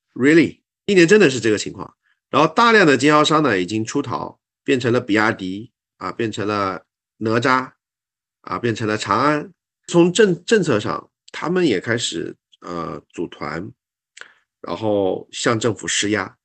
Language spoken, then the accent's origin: Chinese; Xishuangbanna, Yunnan, China; moved away as an adult; now in Thailand; 从小在西双版纳长大，其实跟泰国是比较亲近的